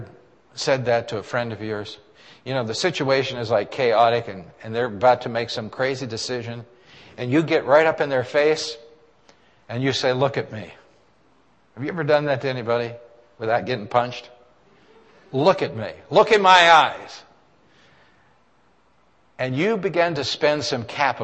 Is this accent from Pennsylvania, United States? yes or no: yes; Western Pennsylvania, United States; I've been from here